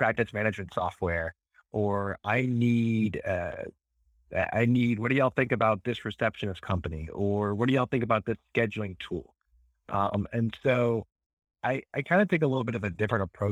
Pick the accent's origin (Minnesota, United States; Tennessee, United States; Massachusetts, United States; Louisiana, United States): Louisiana, United States; New Orleans; I'm from New Orleans